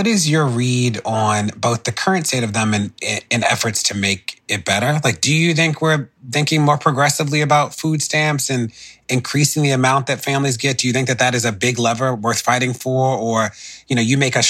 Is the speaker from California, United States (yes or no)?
no; Baltimore, Maryland, United States; I grew up in Baltimore